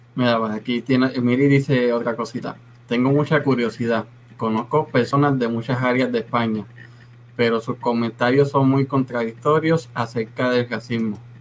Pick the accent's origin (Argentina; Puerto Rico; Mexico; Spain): Puerto Rico; now in Texas, United States; cuando yo salí de Puerto Rico